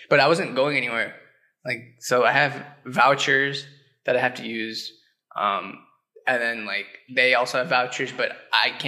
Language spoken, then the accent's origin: English; Virginia, United States; moved away as an adult; now in Chicago, United States; From Virginia